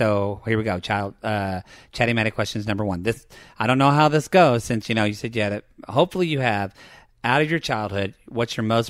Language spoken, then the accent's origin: English; Oklahoma, United States; I'm from Oklahoma.